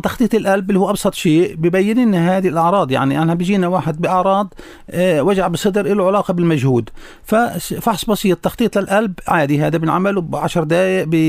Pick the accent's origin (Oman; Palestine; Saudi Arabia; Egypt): Palestine; Hebron; عندنا بالخليل